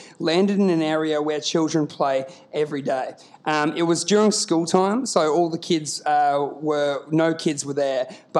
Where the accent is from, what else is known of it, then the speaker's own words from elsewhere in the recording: Queensland, Australia; I grew up in Queensland